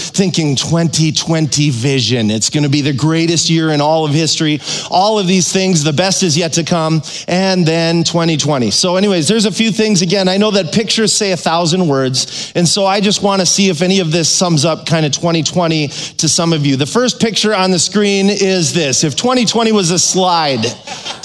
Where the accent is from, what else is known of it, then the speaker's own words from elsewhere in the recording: Minnesota, United States; I'm from Minnesota